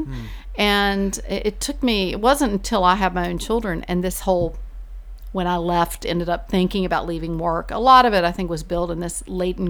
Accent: Sanford, North Carolina, United States; moved away as an adult; now in Virginia, United States; I grew up in a small town called Sanford

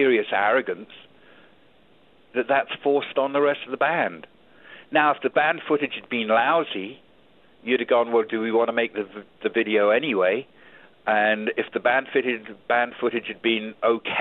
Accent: England, United Kingdom; moved away as an adult; also born or lived in Auckland, New Zealand; now in United States; I was raised in England

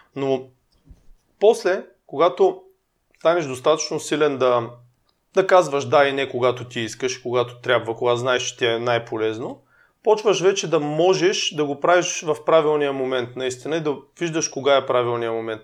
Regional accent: Burgas, Burgas Province, Bulgaria; now in Sofia, Bulgaria; ние сме от Бургас

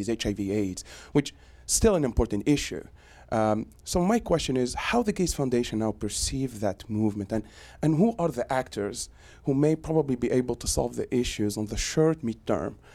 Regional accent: Tunisia; now in Boston, United States; I am actually from the other side of Africa. I'm from Tunisia, and a faculty at Harvard Medical School.

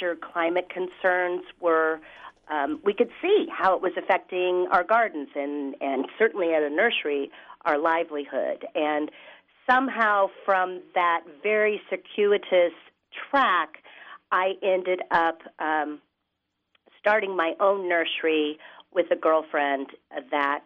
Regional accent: Seattle, Washington, United States; growing up in Seattle

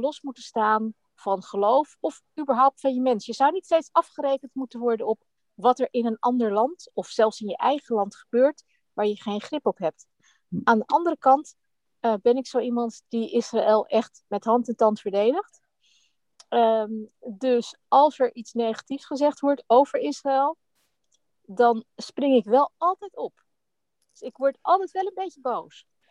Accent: Netherlands; ik ben natuurlijk ook Nederlands

